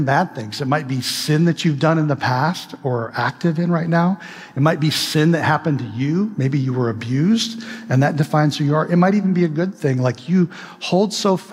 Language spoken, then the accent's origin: English; Midwest, United States; moved away; I'm from the Midwest, okay? And I grew up in a state up north.